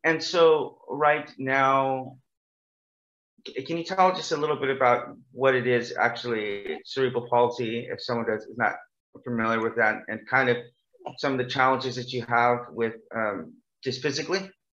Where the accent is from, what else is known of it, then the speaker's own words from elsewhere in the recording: Bakersfield, California, United States; now in South Korea; my hometown is called Bakersfield, California